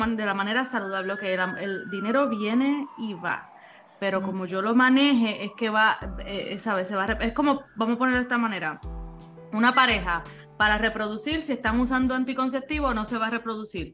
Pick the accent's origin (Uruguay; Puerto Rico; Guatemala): Puerto Rico; Ceiba; also born or lived in Fajardo, Puerto Rico; yo soy de Ceiba, eh, eh, natural, nací en Fajardo, pero naturalmente de el pueblo de Ceiba en Puerto Rico